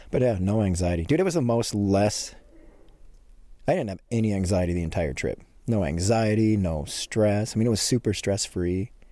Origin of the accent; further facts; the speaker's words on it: Montana, United States; I'm from a little small town in Montana